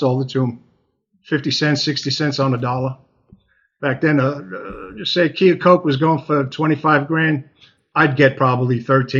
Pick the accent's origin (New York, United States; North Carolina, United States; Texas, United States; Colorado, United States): New York, United States; Long Island; Originally from Long Island, the West End of Long Island